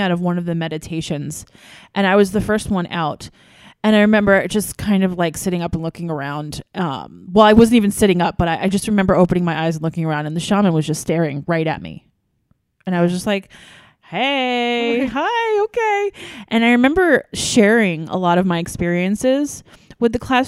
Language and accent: English; New York, United States; I wasn't born and raised in New York